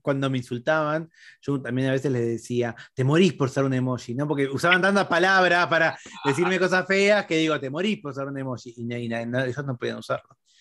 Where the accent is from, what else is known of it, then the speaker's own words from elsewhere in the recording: Argentina; Nosotros en Argentina